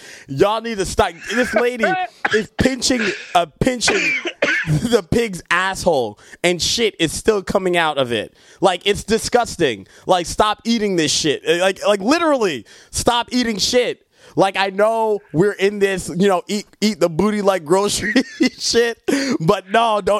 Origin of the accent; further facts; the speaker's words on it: Jamaica; And I'm Jamaican, so we don't eat that type.